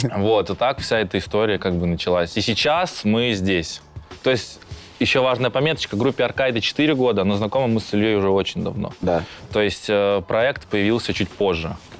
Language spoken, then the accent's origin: Russian; Saint Petersburg, Russia; у нас в Питере. А, я родом с этого района, я там жил, я там учился